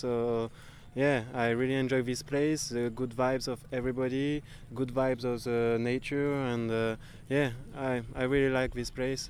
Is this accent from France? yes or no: yes; France; I come from France, I'm 33 years old